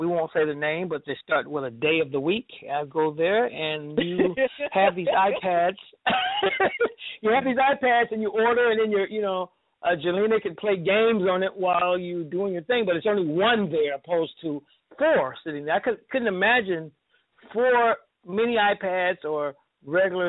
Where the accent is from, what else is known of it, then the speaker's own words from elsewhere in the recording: New York, United States; moved away; I was raised in New York